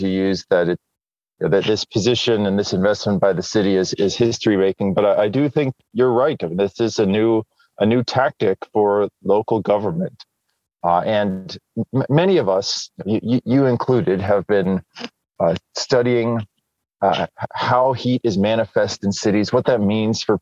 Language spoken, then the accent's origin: English; New Jersey, United States; moved away; I grew up in New Jersey